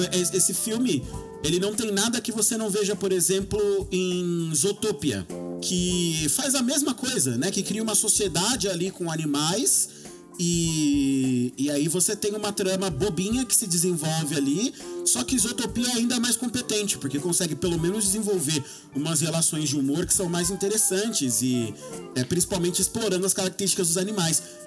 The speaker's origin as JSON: {"language": "Portuguese", "country": "Brazil", "said": "nós brasileiros"}